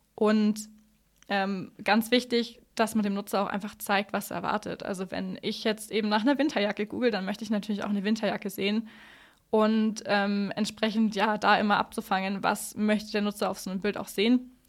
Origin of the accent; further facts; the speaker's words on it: Allgäu, Bavaria, Germany; Ich bin im Allgäu aufgewachsen